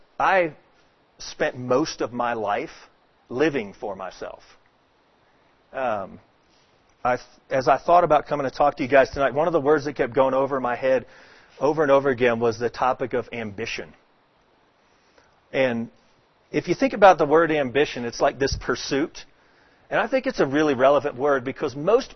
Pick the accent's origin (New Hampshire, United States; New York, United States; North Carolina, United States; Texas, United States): Texas, United States; Dallas; also born or lived in Atlanta, Georgia; now in Houston, United States; I grew up in Texas, in Dallas, Texas.